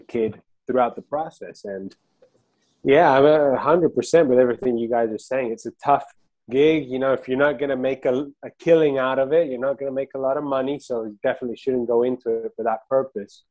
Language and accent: English; Argentina; now in United States; I'm from Argentina too